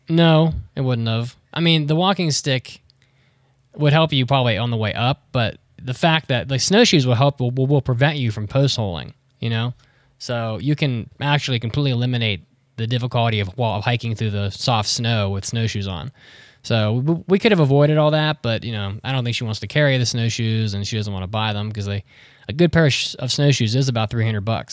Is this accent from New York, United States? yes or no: no; West Virginia, United States; moved away; I grew up in West Virginia